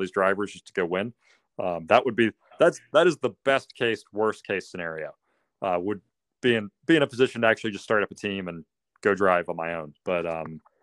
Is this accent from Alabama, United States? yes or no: yes; Birmingham, Alabama, United States; growing up in Birmingham, Alabama, there's not a go-kart track anywhere near here.